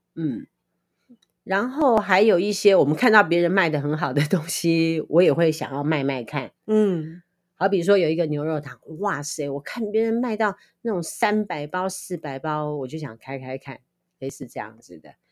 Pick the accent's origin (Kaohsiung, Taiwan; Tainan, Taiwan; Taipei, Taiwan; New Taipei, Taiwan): Kaohsiung, Taiwan; Liouguei; now in Nankan, Taiwan; 我是高雄人，六龟人